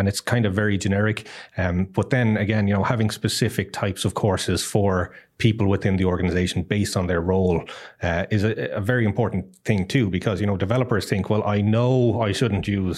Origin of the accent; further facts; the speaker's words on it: Ireland; now in Costa Rica; Yes, I am Irish, but don't hold that against me.